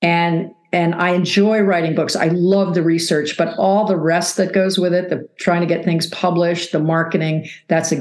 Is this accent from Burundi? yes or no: no; East Coast, United States; moved away as an adult; now in Arizona, United States; I was from the East Coast.